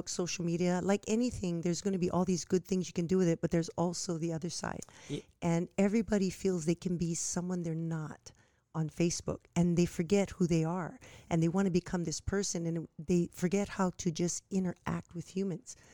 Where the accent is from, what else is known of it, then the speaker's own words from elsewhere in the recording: Nanakuli, Hawaii, United States; I was born and raised in Nanakuli